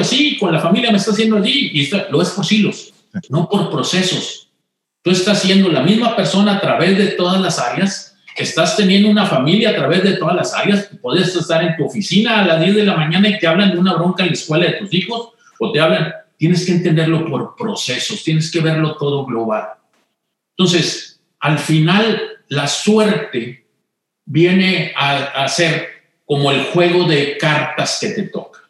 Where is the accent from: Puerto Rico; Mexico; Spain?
Mexico; Monterrey, Nuevo León; moved away; yo crecí, eh, nací en Monterrey